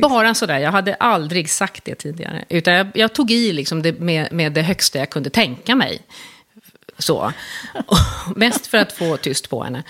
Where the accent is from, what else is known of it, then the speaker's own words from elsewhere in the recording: Stockholm, Stockholm County, Sweden; jag är uppvuxen i, i Stockholm